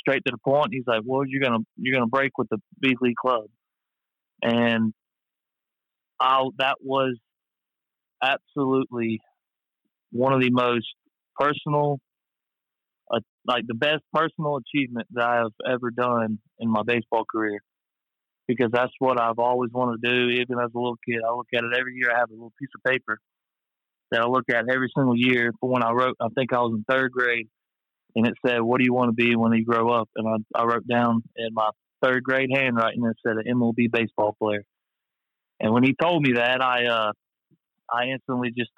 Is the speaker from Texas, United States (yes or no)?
no; Hurley, Mississippi, United States; I'm from Hurley